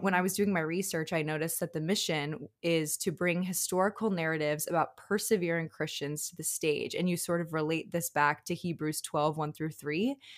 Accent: Chicago, Illinois, United States; I'm from Chicago

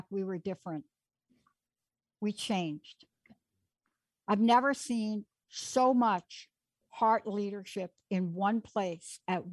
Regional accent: East Coast, United States; I'm from the East Coast

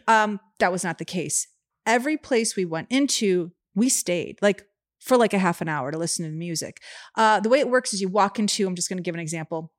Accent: Chicago, Illinois, United States; Growing up in Chicago

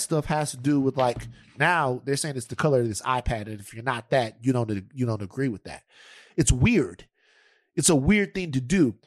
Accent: Louisiana, United States; I'm from Louisiana

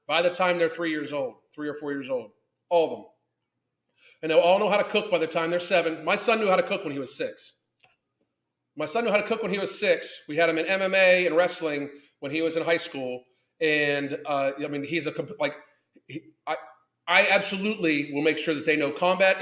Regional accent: Southwestern Pennsylvania, United States; I grew up in Southwestern PA

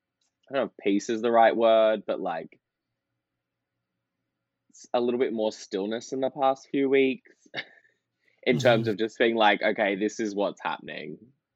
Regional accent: Melbourne, Victoria, Australia; moved away as an adult; also born or lived in New York City; No, I'm from Melbourne.

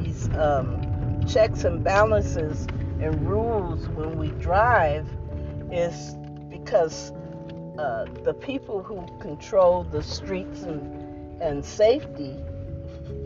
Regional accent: New Jersey, United States; I'm from New Jersey. My family from Georgia

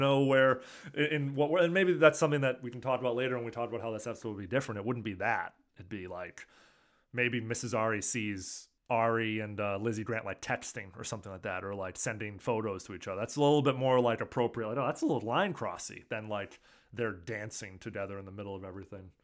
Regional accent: California, United States; as a Californian

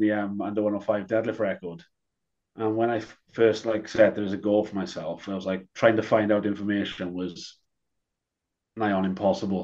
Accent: Wales, United Kingdom; I'm from Wales.

